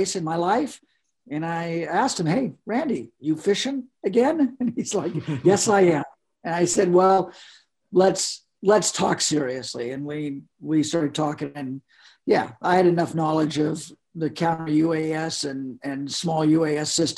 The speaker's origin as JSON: {"language": "English", "town": "Forks", "region": "Washington", "country": "United States", "tie": "born or raised there", "also_born_or_lived": "Sekiu, Washington", "said": "I grew up in Washington State, out in the country"}